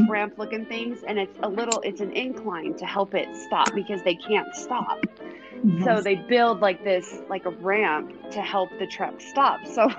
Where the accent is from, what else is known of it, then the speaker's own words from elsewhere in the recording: Washington, United States; I grew up in Washington State, so we'd go up to Mount Rainier.